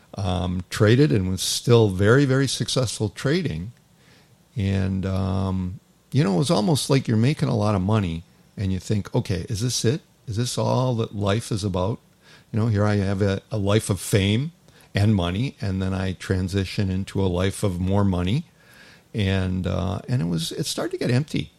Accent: Toronto, Ontario, Canada; moved away as an adult; as a kid, I grew up in Toronto

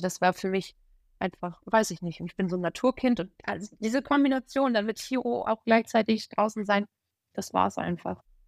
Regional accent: Germany; hier in meiner Heimat an der Ostsee

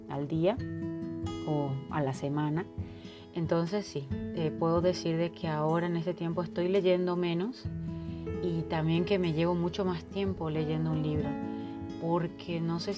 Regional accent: Paraguay; now in Mexico; paraguaya que vive en México, así que con esa información podrán entender mi acento y las palabras que utilizo, que a estas alturas y después de tantos años ya se me mezclan.

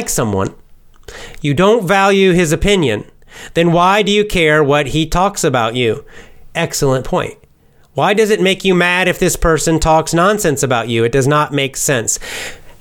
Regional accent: the South, United States; I'm from the South in the United States

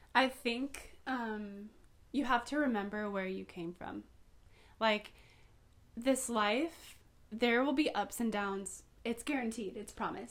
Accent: Poway, California, United States; also born or lived in North County, San Diego; now in North County San Diego, United States; Born and raised in Poway

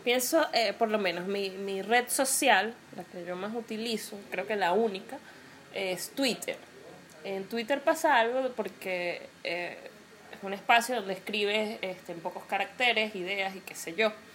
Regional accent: Venezuela; yo porque vivo en Venezuela

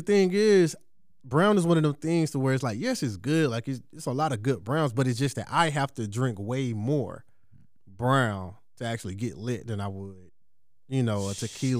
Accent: Georgia, United States; certain people didn't even know I was from the South or didn't know that I was from Georgia.

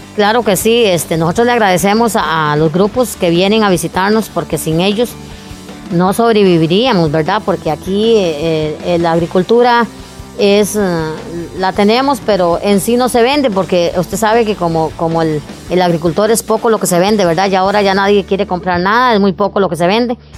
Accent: Puriscal, San José, Costa Rica; aquí nacimos y aquí morimos, porque es eh, verdad, somos puriscaleños 100% y zapatoneños

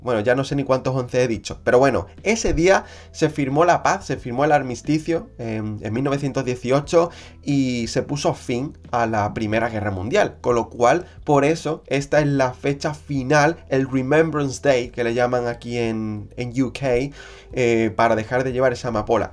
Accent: Andalusia, Spain; now in London, United Kingdom; en la región de donde yo vengo, en Andalucía

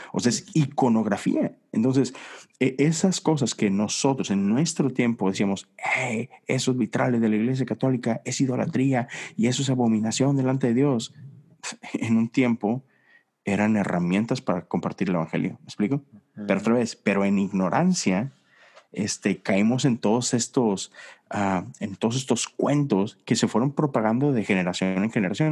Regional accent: Monterrey, Nuevo León, Mexico; now in Houston, United States; nosotros que venimos de Monterrey

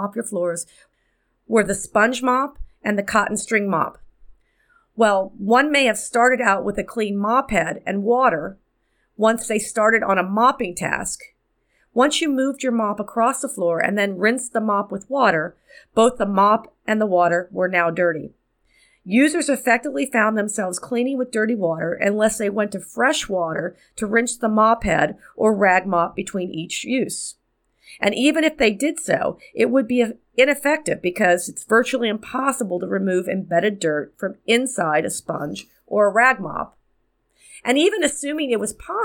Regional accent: Miami, Florida, United States; my hometown of Miami

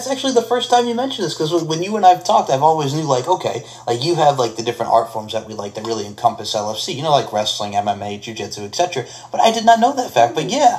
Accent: New York, United States; as a kid growing up in New York

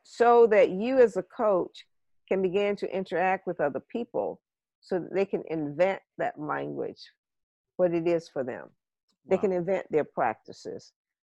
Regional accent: home state of the Wright brothers, Ohio, United States; the Wright brothers, you know, from my home state

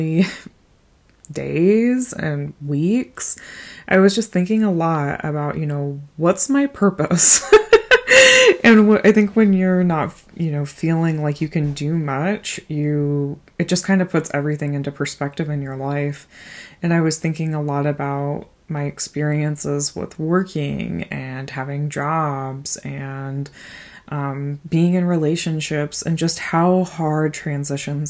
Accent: Des Moines, Iowa, United States; also born or lived in Mount Vernon, Iowa; We're both from the Des Moines area originally

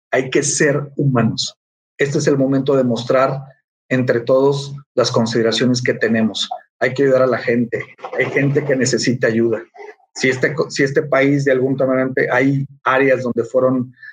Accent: Mexico; somos grandes mexicanos

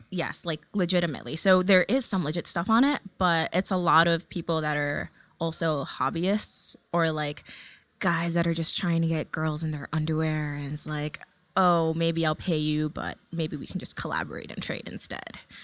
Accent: New York City, New York, United States; first language Tagalog; English is a second language; also born or lived in Manila, Philippines / California; we moved when I was three years old to California for a few months. And then from there, moved to New York City. And I'm like a total Queens baby through and through

